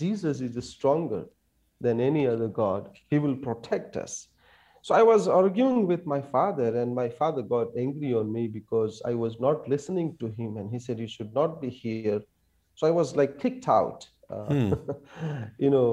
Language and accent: English; India; I wanted to be in an Indian army to serve our country.